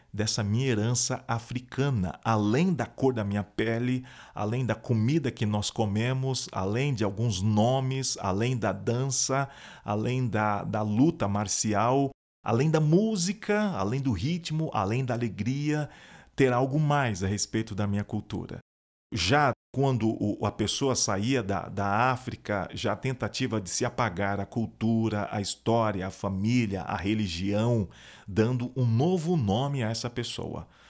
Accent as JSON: {"language": "Portuguese", "country": "Brazil", "said": "eu sou um afro-brasileiro"}